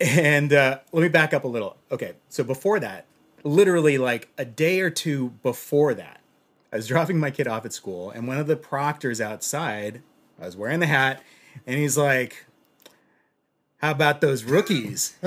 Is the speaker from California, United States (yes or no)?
yes; Los Angeles, California, United States; I'm from Los Angeles